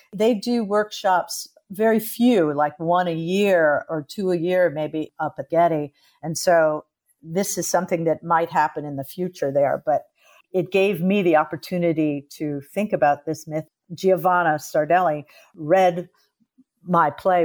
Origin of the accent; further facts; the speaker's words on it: Los Angeles, California, United States; I was born in Los Angeles